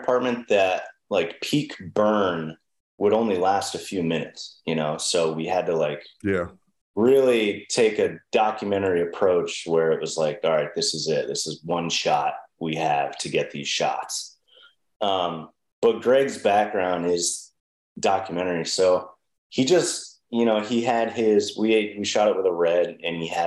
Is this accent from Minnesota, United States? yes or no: no; Connecticut, United States; I grew up with him in Connecticut.